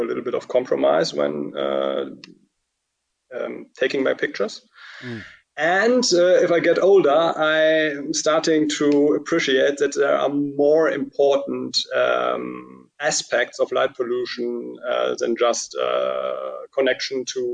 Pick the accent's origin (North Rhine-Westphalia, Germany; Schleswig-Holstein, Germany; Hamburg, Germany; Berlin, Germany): North Rhine-Westphalia, Germany; Cologne; English is a second language; my hometown in Cologne